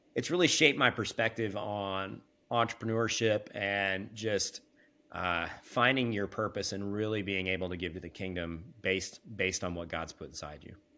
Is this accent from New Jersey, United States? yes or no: no; Kansas, United States; I was born and raised in the Midwest. Uh, I'm a Kansas boy